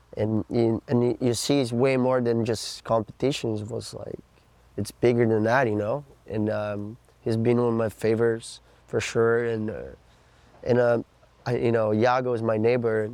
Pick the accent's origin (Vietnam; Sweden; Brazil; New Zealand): Brazil; Florianópolis, Santa Catarina; I'm from Florianópolis, Brazil. And, um, I'm from this beautiful state called Santa Catarina. And, uh, this place is like It's where I grew up.